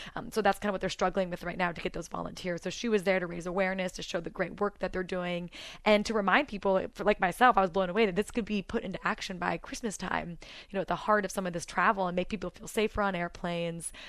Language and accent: English; United States; moved away as an adult; now in United Kingdom; as an American